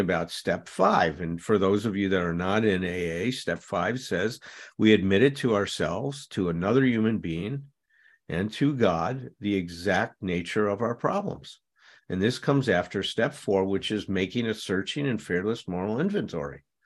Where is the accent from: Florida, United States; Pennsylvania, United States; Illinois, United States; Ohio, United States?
Illinois, United States; Chicago; I grew up in Chicago